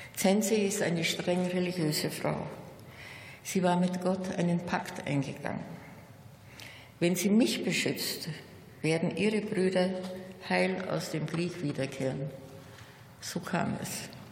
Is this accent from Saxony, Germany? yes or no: no; Munich, Bavaria, Germany; In meiner Heimatstadt bildet das jüdische Gotteshaus wieder eine Symbiose mit der Frauenkirche und dem Rathaus